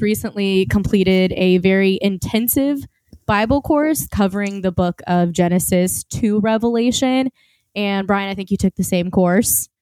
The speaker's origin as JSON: {"language": "English", "region": "Oklahoma", "country": "United States", "accent": "Southern", "said": "I am born in America, and a lot of people say that I tend to sometimes throw in, like, a Southern accent. So if it comes out, I apologize. I'm from Oklahoma"}